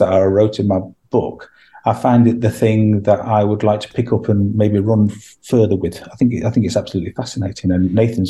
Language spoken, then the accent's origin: English; England, United Kingdom; now in Manchester, United Kingdom; I found it very hard to let go of being from England